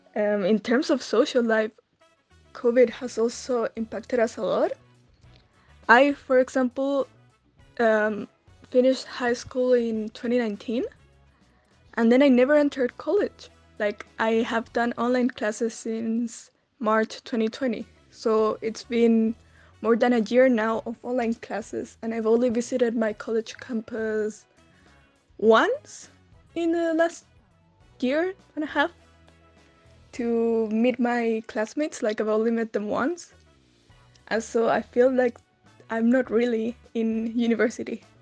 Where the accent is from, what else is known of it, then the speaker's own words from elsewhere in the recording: Santiago, Santiago Metropolitan Region, Chile; I'm from Santiago Chile in South America